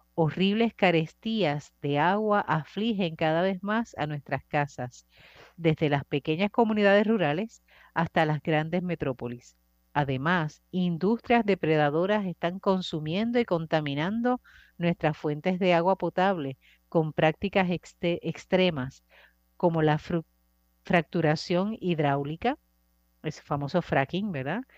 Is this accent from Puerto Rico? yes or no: yes; Puerto Rico; como sociedad puertorriqueña